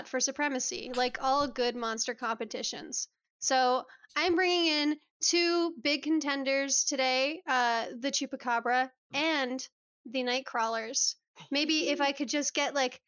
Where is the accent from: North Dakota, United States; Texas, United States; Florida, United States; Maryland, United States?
Texas, United States; I'm from Texas